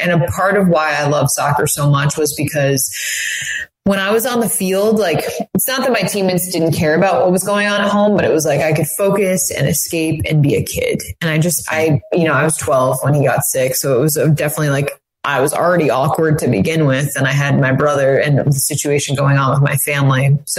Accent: Saratoga Springs, New York, United States; So I grew up outside of Albany in Saratoga, and My parents are actually from Massachusetts, but they decided to move to Saratoga

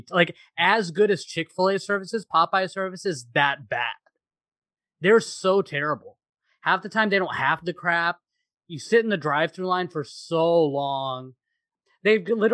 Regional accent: Midwest, United States; we're Midwestern corn boys. So we are all from the Midwest and we grew up in the Midwest.

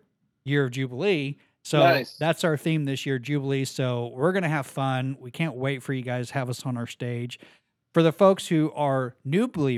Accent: Ozark, Missouri, United States; my hometown, Ozark, Missouri, Springfield, Missouri

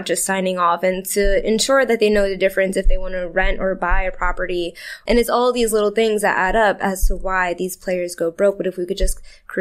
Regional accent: Brooklyn, New York, United States; I was born in Brooklyn. I was there till I was about like 10

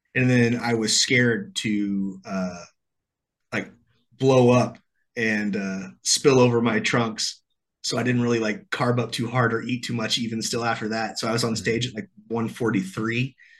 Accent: central Illinois, United States; I'm from the Midwest. I'm from a town about this big in the middle of Illinois

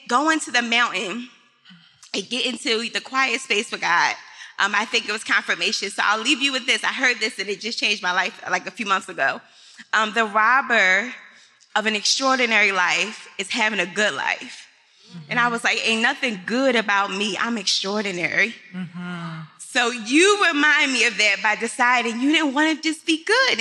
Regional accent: Philadelphia, Pennsylvania, United States; I'm from Philly

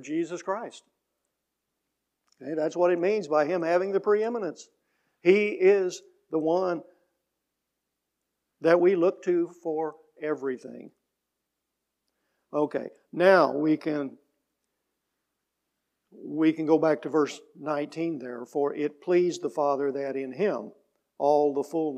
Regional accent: Mill Shoals, Illinois, United States; I grew up in the Baptist Church in Mill Shoals.

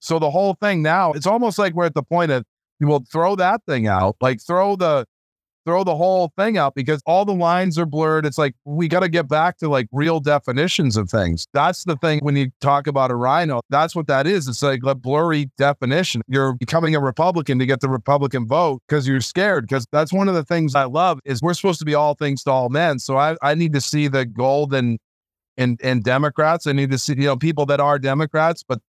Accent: United States; I love America. I'm an American. I'm a patriot

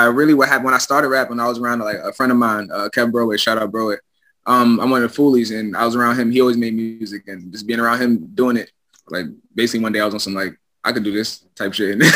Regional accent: Brentwood, New York, United States; I'm from Burnwood, Long Island.

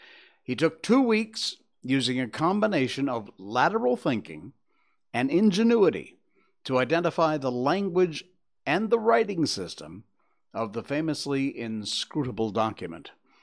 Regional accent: Connecticut, United States; moved away as an adult; I came from Connecticut in the U.S.

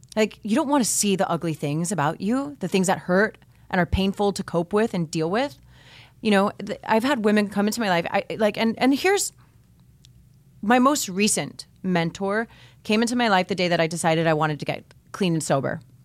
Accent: Miami, Florida, United States; I grew up here in Miami

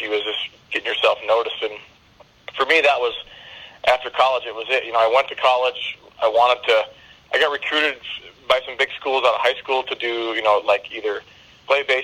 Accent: Wisconsin, United States; moved away as an adult; also born or lived in Minnesota; now in Northern California, United States; I grew up in Wisconsin, so but I've been here about 10 years

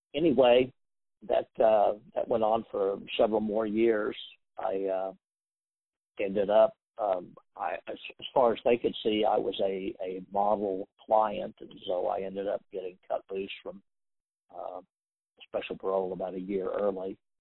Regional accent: Wichita, Kansas, United States; growing up in Wichita from the time that we were probably in junior high school

